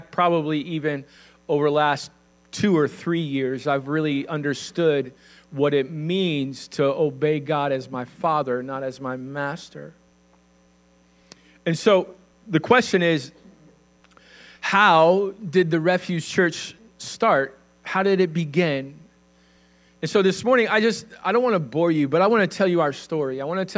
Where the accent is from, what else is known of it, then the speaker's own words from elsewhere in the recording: Illinois, United States; also born or lived in Kentucky / Indiana; And so in Illinois, we were in Northern Illinois first, and then we went back, and I finished high school in Southern Illinois.